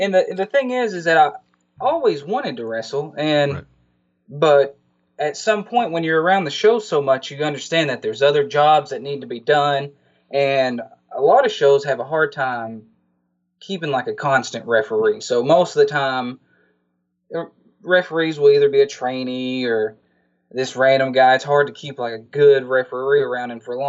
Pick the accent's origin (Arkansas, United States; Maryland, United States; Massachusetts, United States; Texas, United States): Arkansas, United States; Yeah, I'm from Arkansas and there's not too much running around here